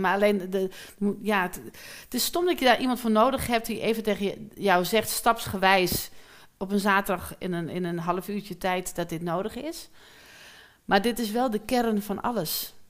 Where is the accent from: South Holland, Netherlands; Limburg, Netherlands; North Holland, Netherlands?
North Holland, Netherlands; Amsterdam; ik kom uit Amsterdam-Noord, dat is best wel heftig